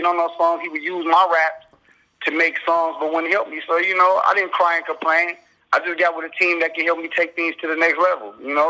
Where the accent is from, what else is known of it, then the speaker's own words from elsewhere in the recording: Flint, Michigan, United States; I'm from Flint, Michigan. So I always grew up around that Michigan music, as far as